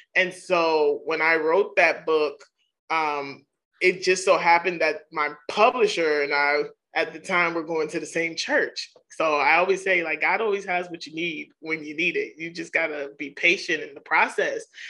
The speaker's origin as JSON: {"language": "English", "town": "New York City", "region": "New York", "country": "United States", "tie": "born or raised there", "said": "as a young girl growing up in Queens, New York"}